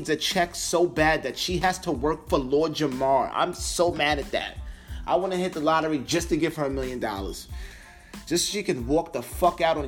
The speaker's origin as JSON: {"language": "English", "area": "Long Island", "region": "New York", "country": "United States", "said": "I'm from Long Island"}